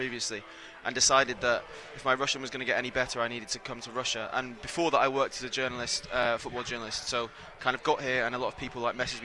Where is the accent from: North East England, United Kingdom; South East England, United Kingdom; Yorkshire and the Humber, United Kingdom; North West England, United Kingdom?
North West England, United Kingdom; Manchester; I'm from Manchester